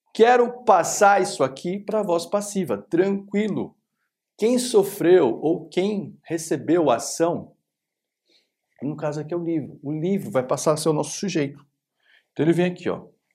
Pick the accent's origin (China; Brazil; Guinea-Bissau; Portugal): Brazil; a gente é brasileiro